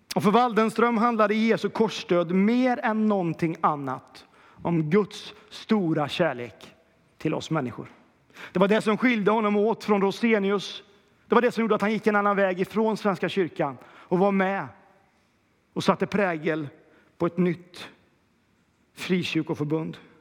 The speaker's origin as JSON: {"language": "Swedish", "town": "Kil", "region": "Värmland", "country": "Sweden", "said": "Jag är ju också från Kil"}